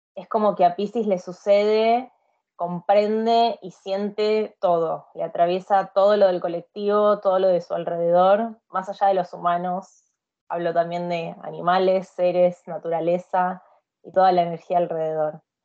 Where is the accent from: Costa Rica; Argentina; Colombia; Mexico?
Argentina; moved away as an adult; also born or lived in India; now in Sweden; Después volví a Argentina de sorpresa